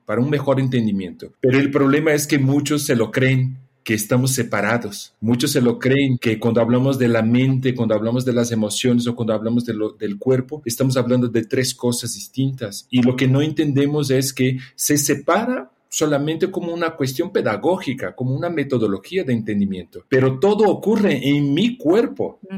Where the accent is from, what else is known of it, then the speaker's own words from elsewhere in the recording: Brazil; now in Mexico; yo nací en Brasil